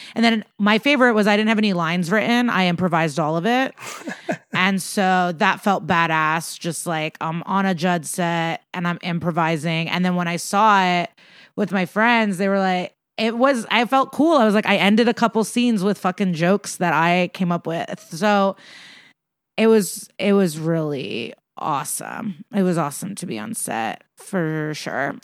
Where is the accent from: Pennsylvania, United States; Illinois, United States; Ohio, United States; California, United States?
Illinois, United States; Chicago; I grew up around Chicago